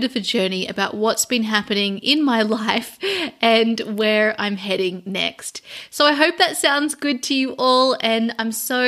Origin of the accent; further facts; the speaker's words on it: Sydney, New South Wales, Australia; moved away as an adult; now in London, United Kingdom; I am Australian, and I started out over in Sydney, Australia, and then I moved in 2015 over to London.